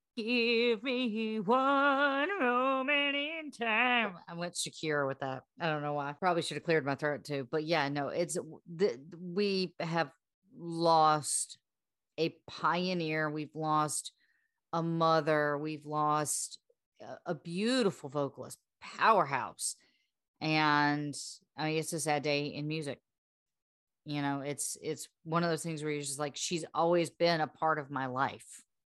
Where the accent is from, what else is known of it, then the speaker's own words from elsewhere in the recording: the South, United States; we're from the South, we were, number two, we're raised on this music